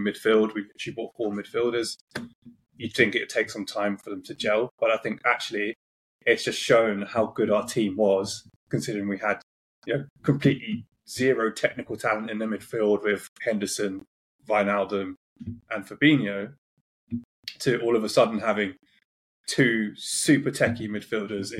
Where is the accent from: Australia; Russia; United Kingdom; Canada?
United Kingdom; London; I grew up in North London